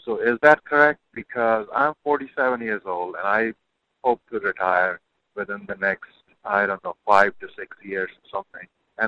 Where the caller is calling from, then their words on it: North Carolina, United States; I'm calling from North Carolina.